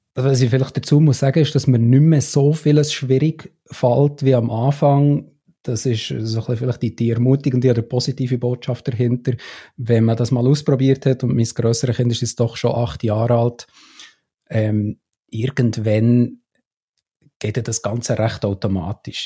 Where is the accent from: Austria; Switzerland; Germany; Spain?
Switzerland; als Schweizer